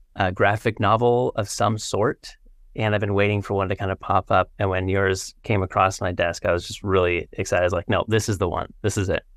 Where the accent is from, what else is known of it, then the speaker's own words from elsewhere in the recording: Northwest Washington, United States; I grew up in Northwest Washington